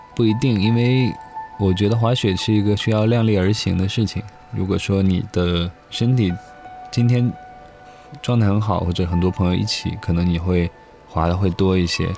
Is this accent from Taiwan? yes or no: no; China; also born or lived in Grenoble, France; 中国其实有个特色，就是我们做什么事情都非常快